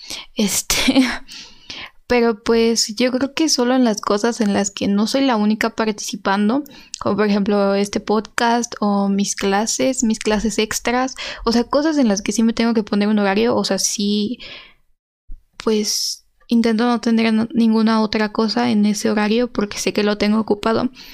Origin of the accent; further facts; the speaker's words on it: Mexico; como mexicana